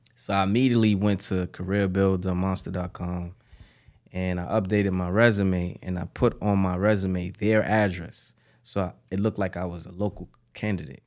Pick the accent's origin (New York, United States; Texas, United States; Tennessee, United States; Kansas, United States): New York, United States; New York City; also born or lived in Ghana; I was born and raised in the Bronx, New York